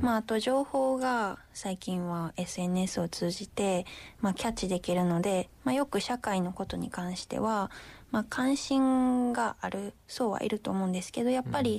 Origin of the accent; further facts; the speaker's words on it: Kyoto, Japan; moved away as an adult; also born or lived in Kobe; 私地元京都に帰